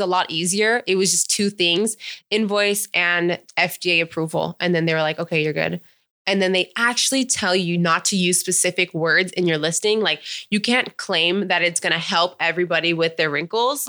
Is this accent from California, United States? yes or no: yes; Palm Springs, California, United States; also born or lived in Menifee, California; I grew up in Palm Springs, and then I graduated high school in Menifee, California.